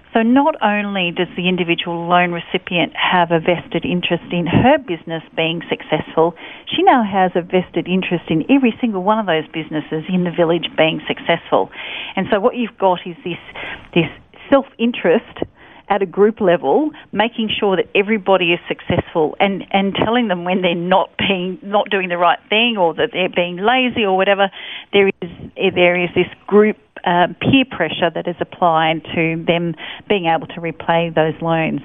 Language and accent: English; Sydney, New South Wales, Australia; I was born in Hornsby Hospital. Um, and raised by my parents in Pennant Hills in New South Wales